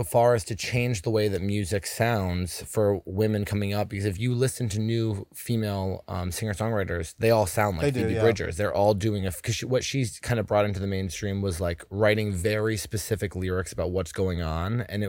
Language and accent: English; the Berkshires, Massachusetts, United States; born or raised there